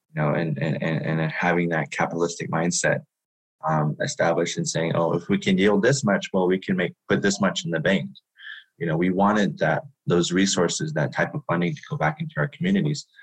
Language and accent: English; Shiprock, New Mexico, United States; I am from Shiprock, New Mexico, which is the homelands of my Diné people